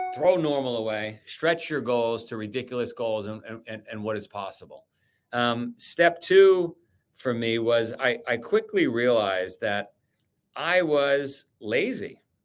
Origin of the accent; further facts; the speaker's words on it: New York City, New York, United States; I grew up in Queens, Howard Beach, Queens